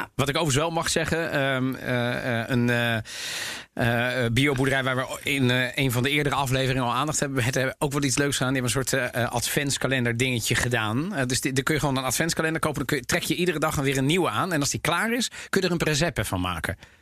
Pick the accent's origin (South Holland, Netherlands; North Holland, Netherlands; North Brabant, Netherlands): South Holland, Netherlands; The Hague; ik ben in Den Haag opgegroeid